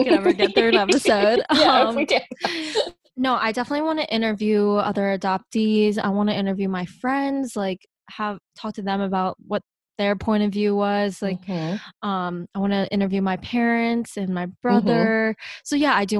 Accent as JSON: {"language": "English", "region": "Pennsylvania", "country": "United States", "also_born_or_lived": "Seoul, South Korea", "said": "I am from Pennsylvania"}